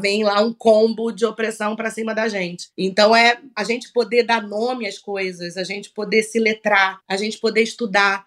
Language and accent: Portuguese; Rio de Janeiro, Brazil; also born or lived in Salvador, Bahia; Eu me sou uma, uma soteropolitana, me sinto, sou nascida no Rio, mas me sinto baiana